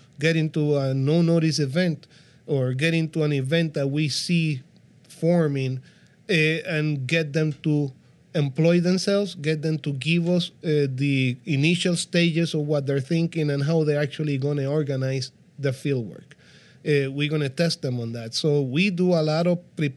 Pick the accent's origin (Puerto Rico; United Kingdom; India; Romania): Puerto Rico; I'm from Puerto Rico